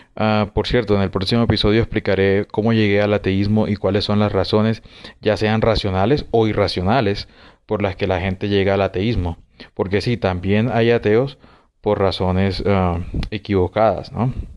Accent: Colombia; en Colombia, en mi país

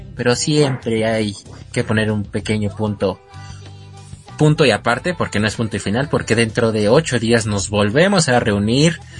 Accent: Mexico City, Mexico; yo soy de la Ciudad de México

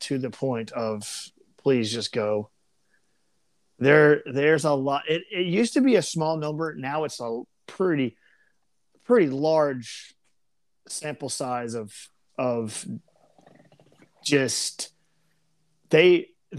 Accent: Memphis, Tennessee, United States; I'm from Memphis

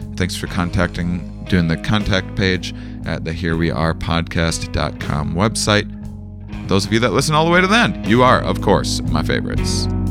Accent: La Crosse, Wisconsin, United States; I'm in my hometown, U W L. That's the University of Wisconsin Lacrosse

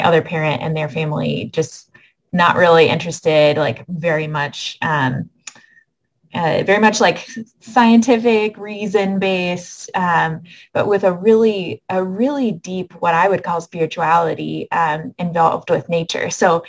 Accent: Michigan, United States; Yeah, so I grew up in a small town in mid-Michigan, and I grew up in the United Methodist Church, but I also have, over the years, come to say that I grew up in an interfaith family

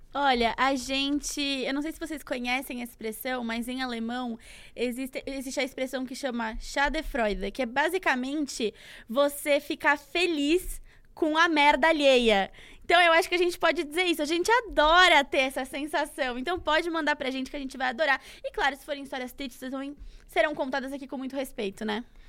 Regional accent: Santos, São Paulo, Brazil; uma corrida que é importante lá da minha cidade

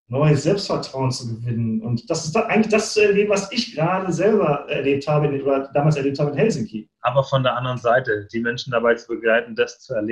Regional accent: Bochum, North Rhine-Westphalia, Germany; Ich komme mhm. aus Bochum, ich bin auf Kohle und Stahl geboren sozusagen.

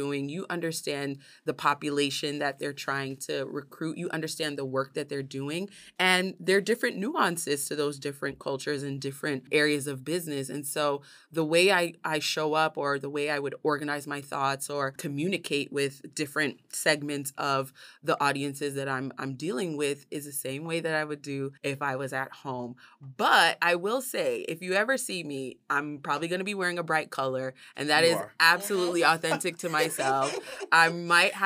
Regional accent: New York City, New York, United States; growing up in New York City and being the first American in my family

